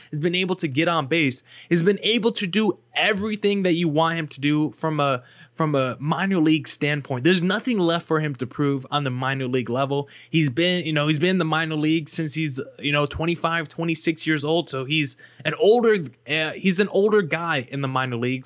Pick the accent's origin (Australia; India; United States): United States; New Jersey; I'm from Jersey